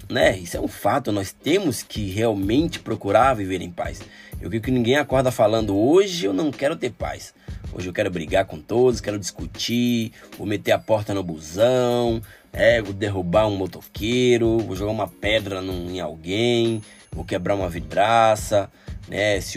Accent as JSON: {"language": "Portuguese", "region": "Rio Grande do Norte", "country": "Brazil", "said": "ah, eu sou potiguar, ah, o Rio Grande do Norte é Paraíba, né?"}